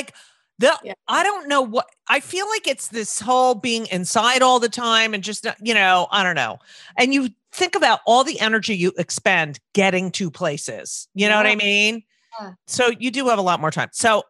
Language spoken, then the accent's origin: English; New Jersey, United States; I grew up in New Jersey.